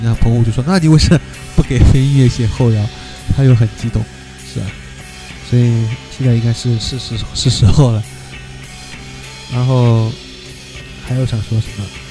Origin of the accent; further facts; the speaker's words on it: China; also born or lived in Shanghai; 作为我们中国人来说